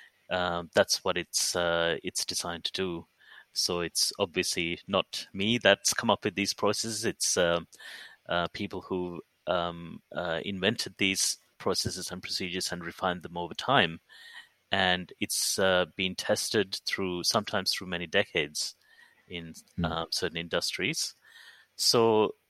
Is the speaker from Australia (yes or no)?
yes; Perth, Western Australia, Australia; born or raised there